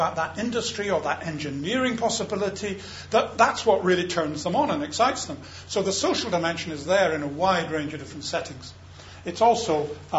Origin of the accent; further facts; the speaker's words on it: Scotland, United Kingdom; I'm a Scot